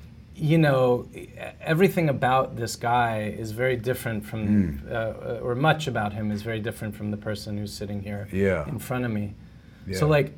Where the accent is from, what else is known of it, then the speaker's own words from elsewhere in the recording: United States; as an American